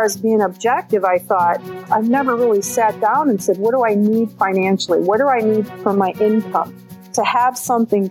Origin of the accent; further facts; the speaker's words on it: Milwaukee, Wisconsin, United States; also born or lived in central Illinois; now in Illinois, United States; I was born in Milwaukee County, Wisconsin